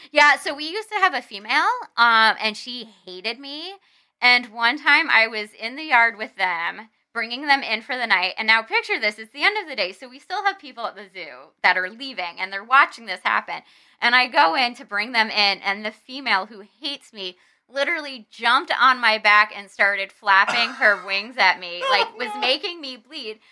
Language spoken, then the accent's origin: English; New Jersey, United States; moved away as an adult; New Jersey, which is where I'm from